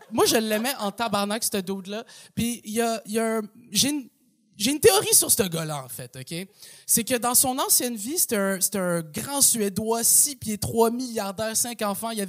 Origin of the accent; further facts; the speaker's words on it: Quebec, Canada; accent: Québécois; souvent, les gens ils sont surpris quand ils m'entendent parler parce que j'ai un accent québécois, tu comprends? Tu euh, euh, je parle comme un gars qui habite à Saint-Eustache